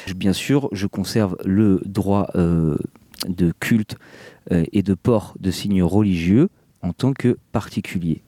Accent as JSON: {"language": "French", "country": "France", "said": "chez nous en France"}